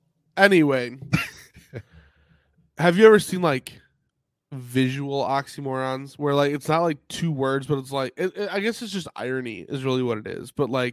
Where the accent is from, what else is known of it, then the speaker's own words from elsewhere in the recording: Chicago, Illinois, United States; Like growing up in the Chicago area, I was familiar with several mega churches in that area